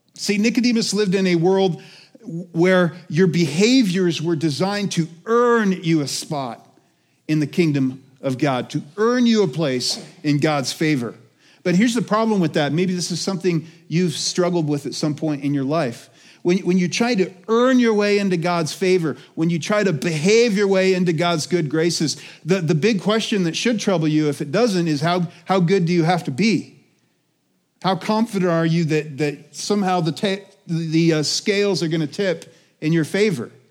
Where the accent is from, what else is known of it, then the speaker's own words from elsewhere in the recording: Colorado, United States; also born or lived in Alaska; I'm from Colorado, but I moved here when I was two 'cause my parents moved up to Alaska for five years, and I was born in Alaska